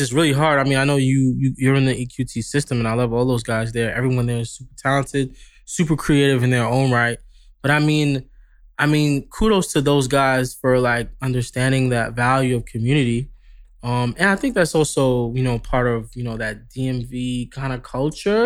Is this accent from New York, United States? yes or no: yes; New York, United States; moved away as an adult; now in Los Angeles, United States; I'm from New York, so we're very, like, we're very upfront